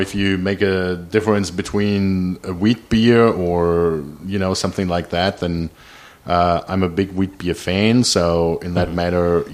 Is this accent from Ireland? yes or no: no; Germany; moved away as an adult; now in North Texas, United States; there was a family outing in a restaurant in Germany, and there was a picture where me as a little kid sitting on the table